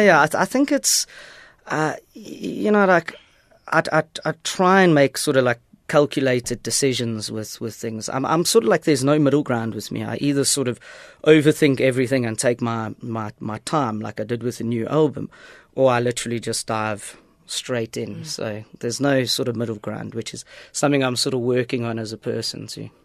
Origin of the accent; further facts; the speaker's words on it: East Rand, Gauteng, South Africa; moved away as an adult; also born or lived in England; growing up in the East Rand